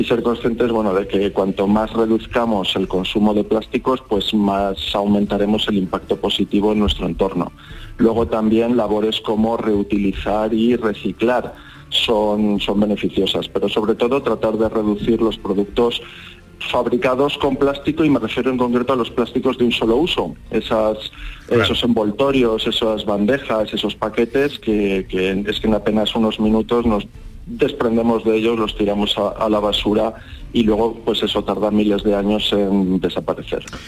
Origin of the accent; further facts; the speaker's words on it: Málaga, Andalusia, Spain; Málaga, que es mi ciudad natal